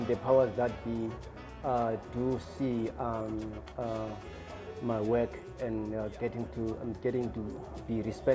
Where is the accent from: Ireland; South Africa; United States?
South Africa; Cape Town, Western Cape; I started back in Cape Town where I was born. I was born in Kwalanga Township and then moved to Guguletu in 1975.